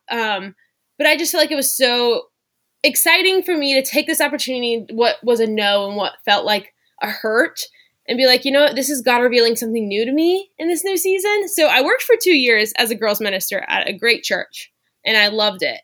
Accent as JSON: {"language": "English", "area": "suburbs near New Orleans", "region": "South Louisiana", "country": "United States", "tie": "born or raised there", "also_born_or_lived": "Waco, Texas (Baylor University)", "moved": "as an adult", "said": "I grew up in South Louisiana in the suburbs near New Orleans"}